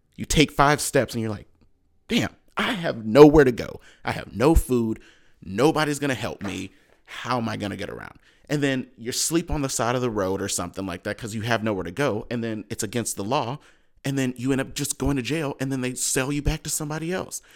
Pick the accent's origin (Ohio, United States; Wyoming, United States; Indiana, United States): Ohio, United States; Cleveland; I'm from Cleveland